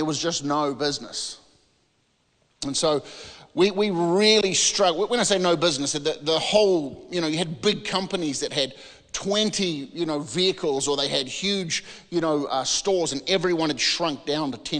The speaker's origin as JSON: {"language": "English", "country": "New Zealand", "moved": "as an adult", "lives_now": "California, United States", "said": "as you can hear, I am a Kiwi"}